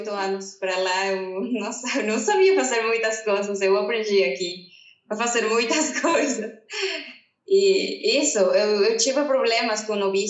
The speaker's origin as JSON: {"language": "Portuguese", "country": "Peru", "second_language": "Portuguese", "moved": "as an adult", "lives_now": "Brazil", "said": "Eu sou peruana. Eu cheguei aqui no Brasil 2017."}